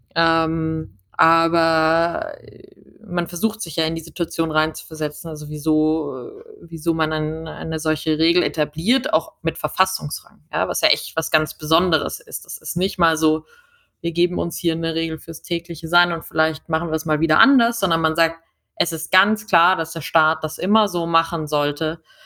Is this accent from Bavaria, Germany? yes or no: yes; Munich, Bavaria, Germany; also born or lived in Washington; ich komme aus München